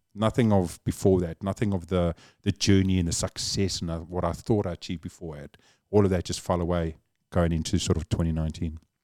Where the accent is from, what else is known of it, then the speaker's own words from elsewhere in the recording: Cape Town, Western Cape, South Africa; accent: South African; now in New Zealand; born and raised Cape Town, South Africa